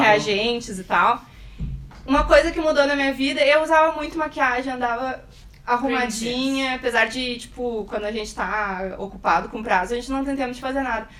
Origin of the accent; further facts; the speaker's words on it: Porto Alegre, Rio Grande do Sul, Brazil; Sempre vivi em Porto Alegre, fiz minha formação toda na, na URGS